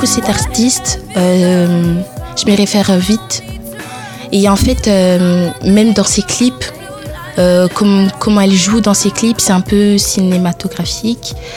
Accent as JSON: {"language": "French", "country": "France", "tie": "born or raised there", "also_born_or_lived": "Italy", "said": "Ensuite, j'ai déménagé en France. J'avais 8 ans."}